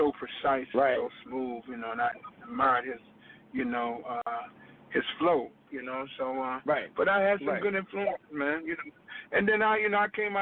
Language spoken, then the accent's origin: English; Jacksonville, Florida, United States; I grew up in Florida. I grew up in Jacksonville, Florida, down south